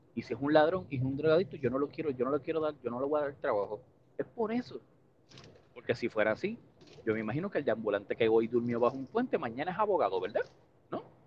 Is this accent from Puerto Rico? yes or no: yes; Puerto Rico; gracias a Estados Unidos no somos Cuba, no somos Haití, no somos República Dominicana.